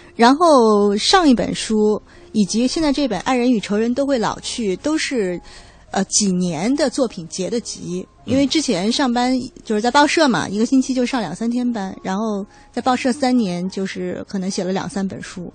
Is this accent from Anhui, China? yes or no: yes; Hefei, Anhui, China; 我是合肥人